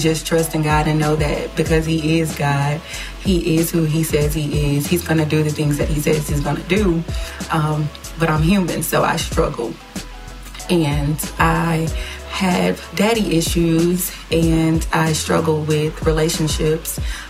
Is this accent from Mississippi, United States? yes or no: yes; Gulfport, Mississippi, United States; I'm from Gulfport, Mississippi.